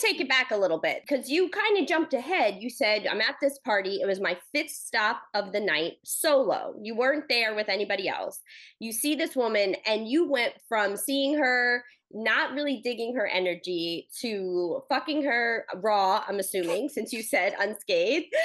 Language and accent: English; East Coast, United States; I'm from the East Coast